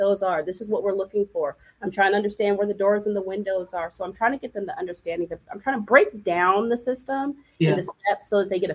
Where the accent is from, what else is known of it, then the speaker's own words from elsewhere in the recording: California, United States; moved away as an adult; also born or lived in Memphis, Tennessee; I'm a Cali girl. I'm from the West Coast